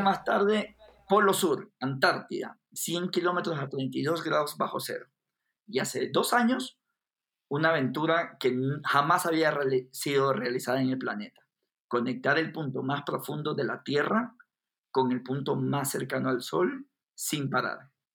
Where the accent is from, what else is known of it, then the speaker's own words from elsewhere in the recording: Guayaquil, Guayas, Ecuador; now in Quito, Ecuador; yo, que soy de Guayaquil, una ciudad costera en Ecuador, me había cambiado a Quito, a la capital